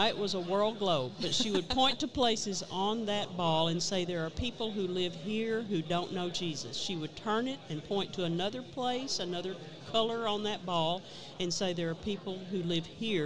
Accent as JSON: {"language": "English", "town": "Hope", "region": "Arkansas", "country": "United States", "tie": "born or raised there", "said": "I'm from Hope, Arkansas. That's where I was born and raised"}